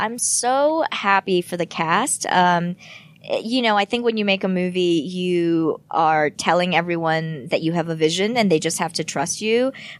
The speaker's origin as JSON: {"language": "English", "country": "United States", "said": "I want to target the American audience first and foremost because I am American."}